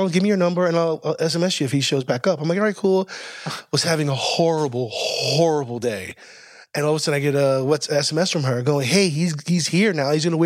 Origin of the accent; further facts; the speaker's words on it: United States; moved away; I grew up in the States